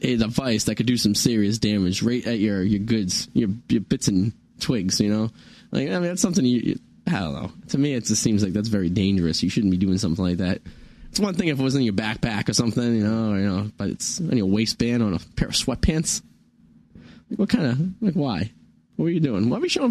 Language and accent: English; Kalamazoo, Michigan, United States; I grew up in Kalamazoo, Michigan.